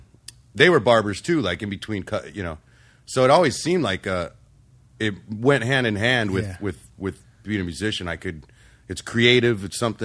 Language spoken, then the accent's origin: English; Rialto, California, United States; moved away as an adult; now in Orange County, United States; Growing up in Rialto, it felt like a lifetime.